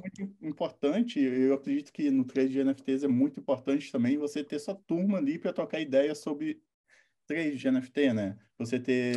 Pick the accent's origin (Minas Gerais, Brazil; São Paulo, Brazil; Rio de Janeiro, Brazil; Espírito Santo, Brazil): Minas Gerais, Brazil; interior of; eu sou interior de Minas, 10 mil habitantes